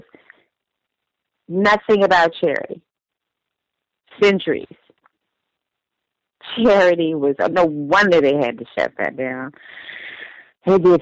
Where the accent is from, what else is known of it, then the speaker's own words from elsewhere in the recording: Texas, United States; I'm from here